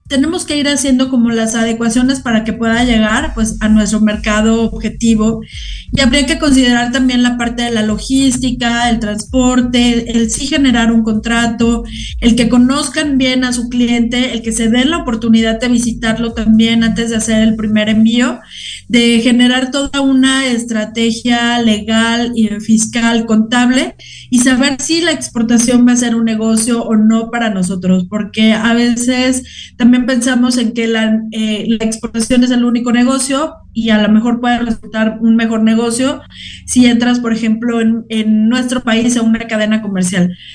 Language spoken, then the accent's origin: Spanish; Mexico